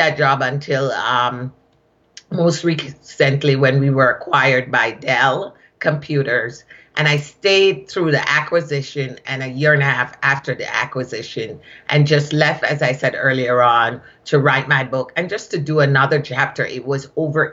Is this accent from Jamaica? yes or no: yes; Kingston, Jamaica; accent: Jamaican; moved away as an adult; also born or lived in Shawnee Mission, Kansas / Boston, Massachusetts; now in United States; I am originally from Kingston, Jamaica, and I came to this country, was sponsored to come to this country as a nanny.